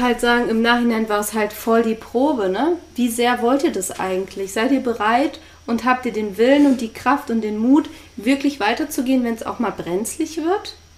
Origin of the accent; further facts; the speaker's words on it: Germany; moved away; ich komme ja aus der Nähe von der holländischen Grenze